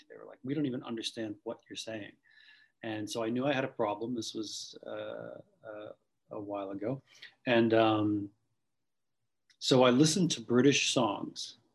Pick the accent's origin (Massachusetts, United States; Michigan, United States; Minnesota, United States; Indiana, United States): Massachusetts, United States; Boston; accent: Boston; I lost my my severe Boston accent to the point now where I couldn't do it again if I wanted to.